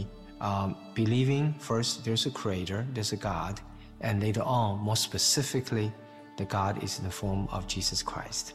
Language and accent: English; China; English is a second language; moved away as an adult; now in United States; I came from China as an atheist.